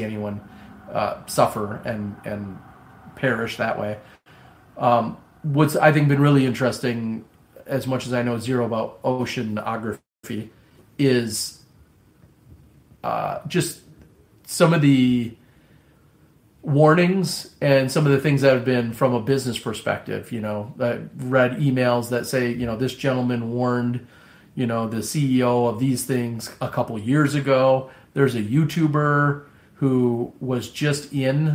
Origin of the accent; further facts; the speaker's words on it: Midwest, United States; accent: Midwestern; my Midwestern accent